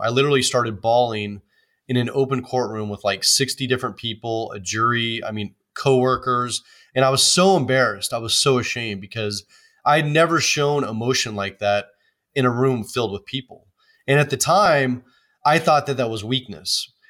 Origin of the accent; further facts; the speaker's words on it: Oakland, California, United States; I grew up in Oakland, California, which is a big city